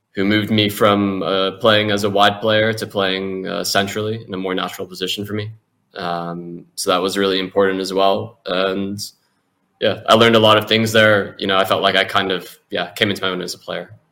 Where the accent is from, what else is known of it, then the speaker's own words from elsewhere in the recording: United States; moved away; also born or lived in Europe; being an American in Europe by yourself when you're young, a football player